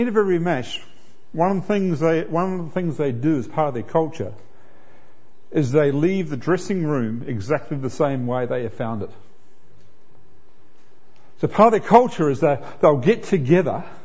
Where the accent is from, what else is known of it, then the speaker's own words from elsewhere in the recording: New Zealand; I'm a New Zealander and I'm a proud New Zealander